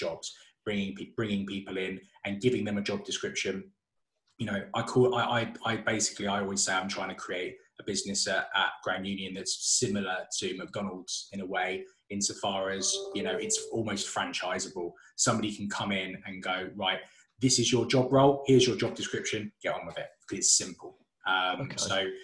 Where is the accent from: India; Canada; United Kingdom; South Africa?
United Kingdom; Solihull, West Midlands; I'm from Solihull.